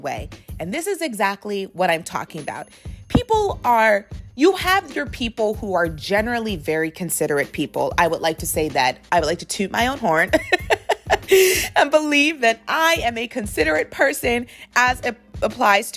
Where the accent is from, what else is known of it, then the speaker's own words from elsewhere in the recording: United States; I was raised obviously here in America